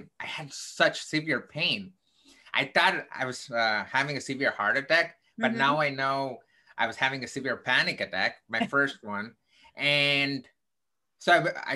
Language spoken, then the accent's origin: English; South India, India; now in United States; I grew up in the southern part of India